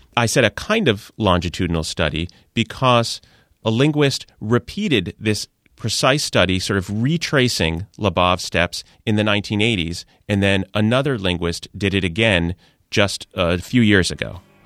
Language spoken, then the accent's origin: English; New York City, New York, United States; born or raised there